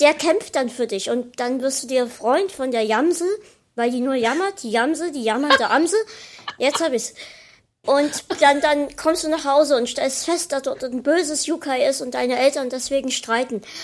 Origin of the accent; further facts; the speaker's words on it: Dresden, Saxony, Germany; wir halt hier in Dresden